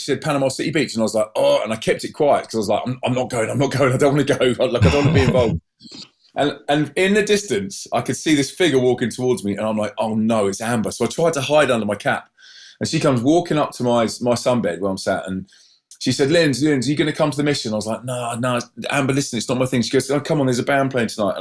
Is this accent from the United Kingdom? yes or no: yes; Maidenhead, South East England, United Kingdom; moved away as an adult; also born or lived in Brussels / Manchester; So I moved from Windsor Maidenhead from the poshest part of the country to the poorest part of the country.